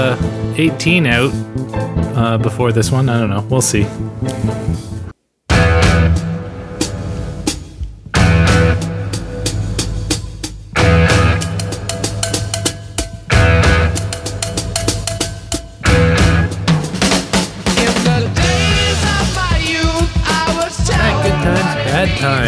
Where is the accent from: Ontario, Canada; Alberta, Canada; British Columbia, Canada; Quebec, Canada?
Ontario, Canada; moved away; also born or lived in Northwest Territories; I grew up in Ontario, but I have not lived here. I did live in the NWT for 3 years